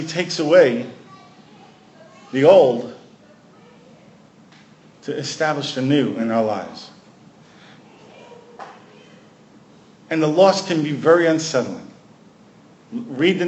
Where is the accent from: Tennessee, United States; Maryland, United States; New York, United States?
New York, United States; New York City; moved away; also born or lived in Washington; I'm a kid from Brooklyn